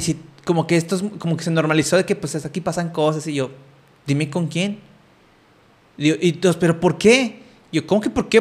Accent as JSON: {"language": "Spanish", "country": "Mexico", "tie": "born or raised there", "moved": "yes", "said": "en mi contexto en el que yo crecí allá en México"}